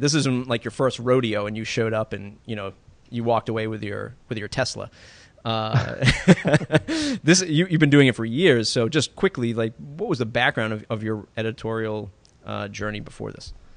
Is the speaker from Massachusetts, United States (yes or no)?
yes; Massachusetts, United States; my home state of Massachusetts.